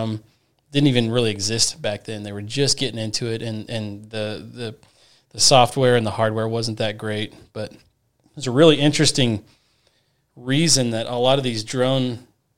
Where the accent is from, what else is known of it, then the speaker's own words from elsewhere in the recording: Goodland, Kansas, United States; I was born and raised in Goodland. I K through 12 in Goodland.